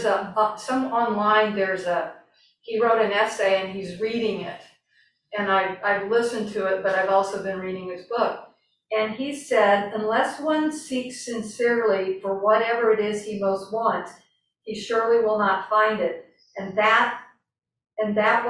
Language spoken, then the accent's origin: English; the South, United States; I grew up in the South